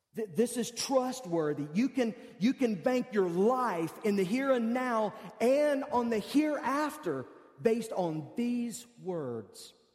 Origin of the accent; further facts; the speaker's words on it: United States; I'm an American